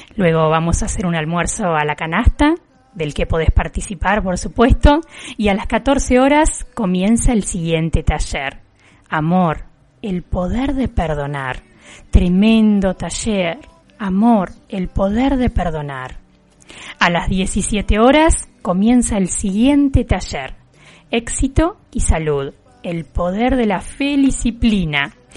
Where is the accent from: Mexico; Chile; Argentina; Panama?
Argentina; Juan N. Fernández, Buenos Aires Province; mi pueblo